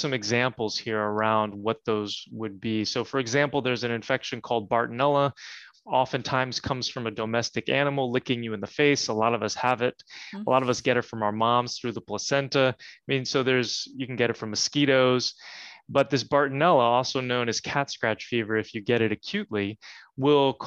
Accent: New Jersey, United States; I grew up in New Jersey.

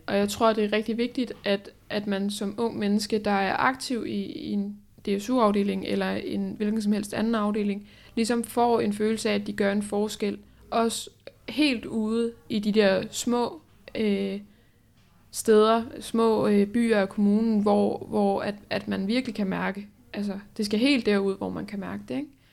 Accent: Holbæk, Zealand, Denmark; jeg kommer fra Holbæk

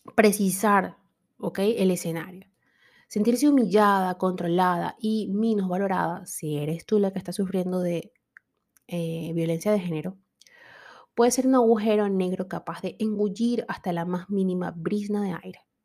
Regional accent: Venezuela

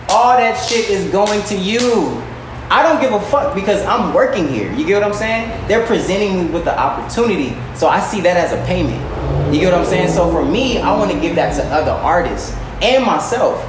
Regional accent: Long Beach, California, United States; also born or lived in Artesia, California; now in Inglewood, United States; I'm a black man from Northside Long Beach, young Artesia, live in Inglewood

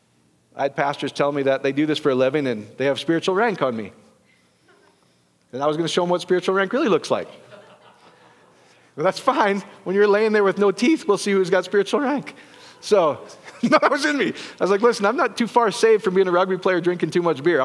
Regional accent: Iowa, United States; I'm from Iowa

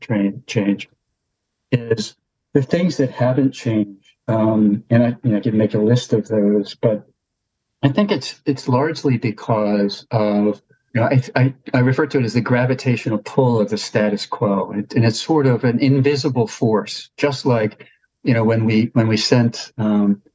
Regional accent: Pennsylvania, United States; moved away; Pennsylvania, that's sort of my home state in a way, though I don't live there now

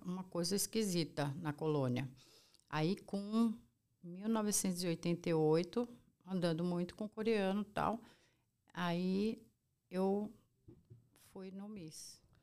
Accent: São Paulo, Brazil; sou brasileira, eu sou nascida aqui em São Paulo

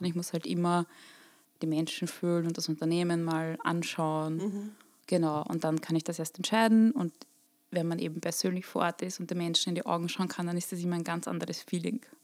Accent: Burgenland, Austria; moved away; Eine gebürtige Burgenländerin, die es in die Welt verschlagen hat.

